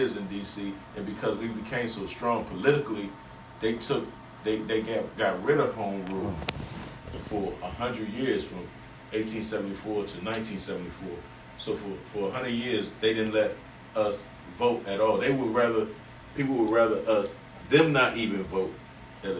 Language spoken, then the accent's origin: English; Washington, District of Columbia, United States; also born or lived in California; I was born at DC General Hospital. I moved uptown to Tyler House. We lived in Tyler House for about 5 years. And then we moved to the south side, Minnesota Avenue.